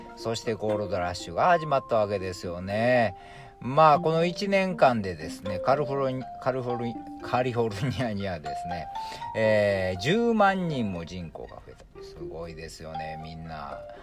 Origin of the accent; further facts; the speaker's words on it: Nara, Japan; 私奈良ですけど